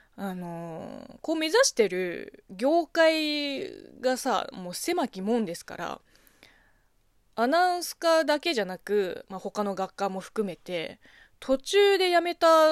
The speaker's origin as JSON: {"language": "Japanese", "country": "China", "tie": "born or raised there", "moved": "yes", "said": "中国生まれ、中国育ちの私"}